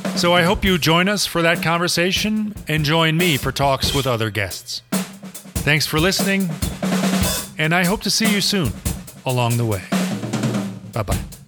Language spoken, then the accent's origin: English; Germany; moved away as an adult; also born or lived in Berlin; now in Colorado, United States; a Gen Xer born and raised in Germany, who has made Colorado his home for about three decades and is about to move back home to Berlin.